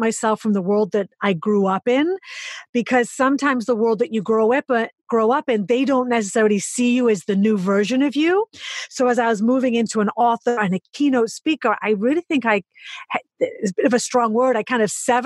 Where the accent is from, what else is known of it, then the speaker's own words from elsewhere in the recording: United Kingdom; accent: English; now in New York City, United States; I'm British